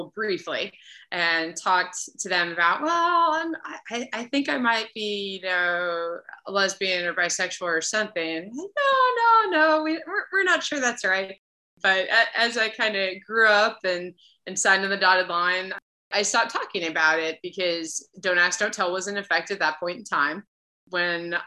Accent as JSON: {"language": "English", "town": "Lakeville", "region": "Massachusetts", "country": "United States", "tie": "born or raised there", "also_born_or_lived": "Rhode Island / Okinawa, Japan / San Diego", "moved": "as an adult", "said": "I grew up in New England in Massachusetts, a little town called Lakeville, about half an hour outside of Boston"}